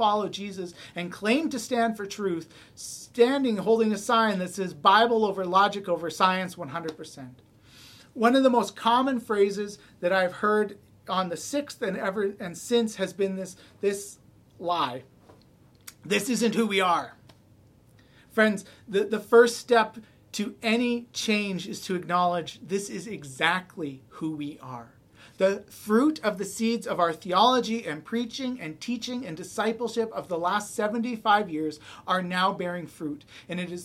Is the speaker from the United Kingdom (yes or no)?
no; Canada; I am often more comfortable in my identity as a Canadian